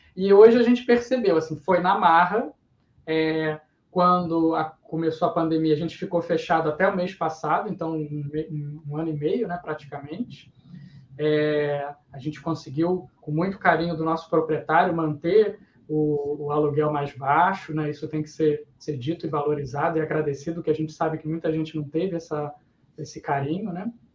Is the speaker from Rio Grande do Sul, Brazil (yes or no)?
no; Niterói, Rio de Janeiro, Brazil; a gente é de Niterói